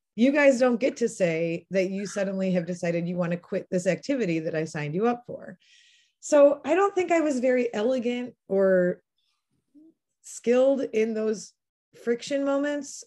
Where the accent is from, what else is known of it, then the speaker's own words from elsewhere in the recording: La Crosse, Wisconsin, United States; moved away as an adult; I'm originally from La Crosse, Wisconsin. I um, am part of a large family on both sides of my family that has been in that region